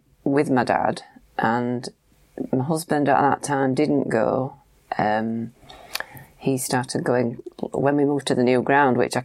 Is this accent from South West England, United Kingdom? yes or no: no; Huddersfield, Yorkshire and the Humber, United Kingdom; also born or lived in Lancashire; my hometown